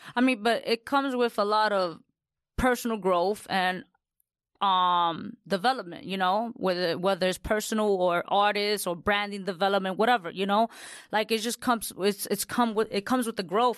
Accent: New York City, New York, United States; I'm Latina from the Bronx

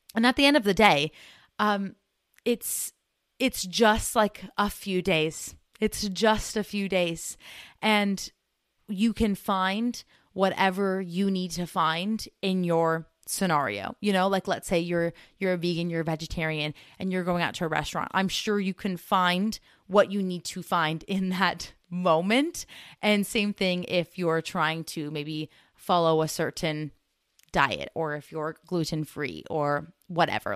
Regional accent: United States; us Americans

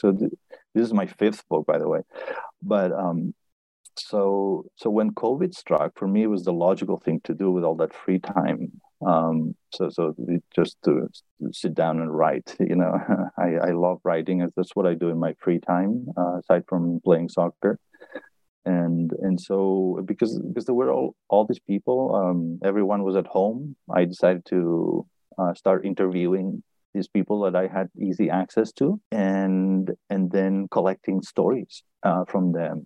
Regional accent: Barcelona, Catalonia, Spain; moved away as an adult; also born or lived in Berkeley / Boston; I was born in Barcelona, and I studied physics. And I moved to uh, to Boston to, to MIT for a postdoc

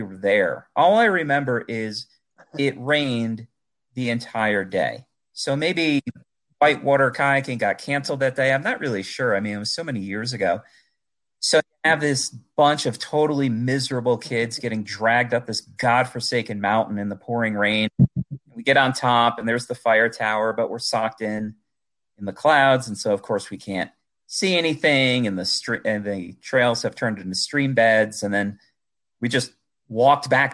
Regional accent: Adirondacks, New York, United States; moved away as an adult; also born or lived in Poughkeepsie, New York; now in Colorado, United States; I grew up in the Adirondacks. So I've lived in New York most of my life

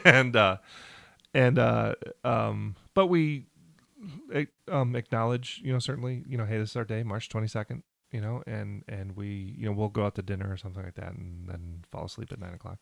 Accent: Riverview, Michigan, United States; we're both from Michigan

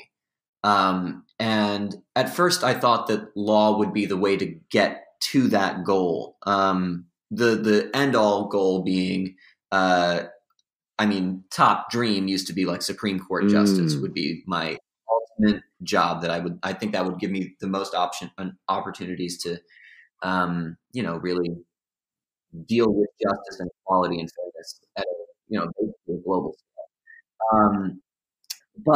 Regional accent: South Salem, New York, United States; moved away; I was given to my parents, John and Brenda …, who raised me in South Salem, New York, my hometown

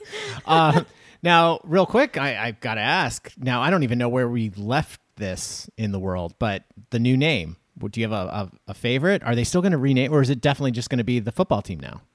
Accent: New York, United States; we're from New York

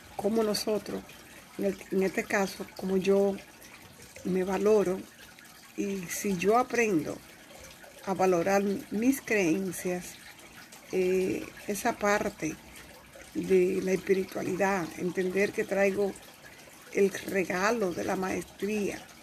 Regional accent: Dominican Republic; moved away; la República Dominicana, que es donde yo nací

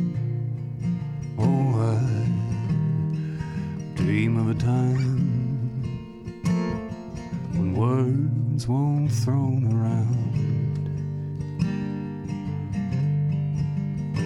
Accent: Maitland, New South Wales, Australia; my hometown, Maitland

